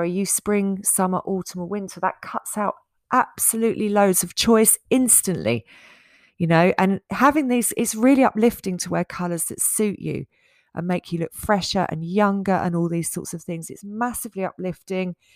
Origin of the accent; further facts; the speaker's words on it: Essex, East of England, United Kingdom; when I was growing up in Essex